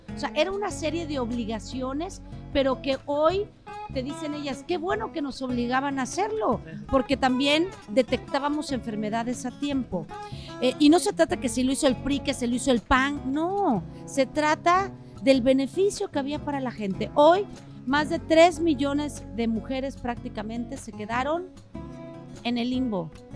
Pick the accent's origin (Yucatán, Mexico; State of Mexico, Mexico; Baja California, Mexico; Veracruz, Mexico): Veracruz, Mexico; moved away as an adult; now in Mexico City, Mexico; lo digo como jarocha, lo digo como mexicana